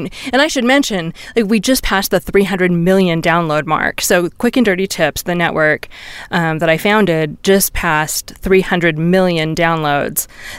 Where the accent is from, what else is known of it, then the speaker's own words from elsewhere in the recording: California, United States; because I'm from Silicon Valley. That's how I think of myself, where I spent all my formative years.